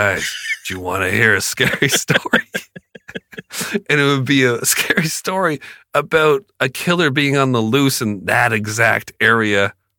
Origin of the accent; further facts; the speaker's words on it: Canada; I'm from Canada.